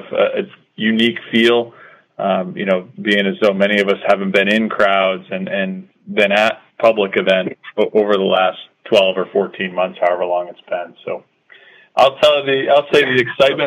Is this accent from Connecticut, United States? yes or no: yes; Connecticut, United States; also born or lived in North Carolina; I grew up here in Connecticut, so, Connecticut's kind of always been home for me.